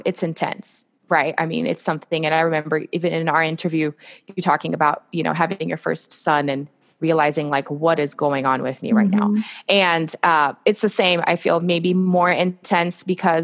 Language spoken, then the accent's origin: English; Brazil; English is a second language; moved away as an adult; now in United States; I'm originally from Brazil